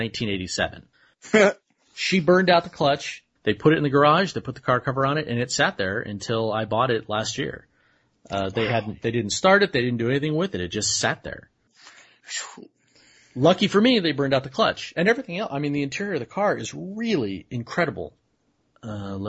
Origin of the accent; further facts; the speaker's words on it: near Puente Hills Mall, Los Angeles area, California, United States; I live in L.A., I grew up right near Twin Pines Mall, which is Puente Hills Mall